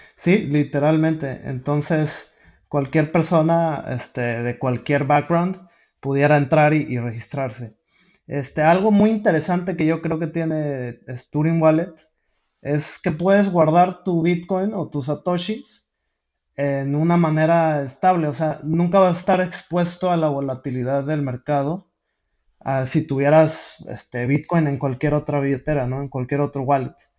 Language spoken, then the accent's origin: Spanish; Mexico; yo soy de México